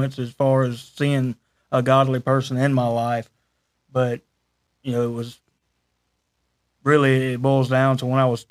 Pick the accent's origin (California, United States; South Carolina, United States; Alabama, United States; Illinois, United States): Alabama, United States; Roanoke; now in Wedowee, United States; I was born and raised in Roanoke, Alabama.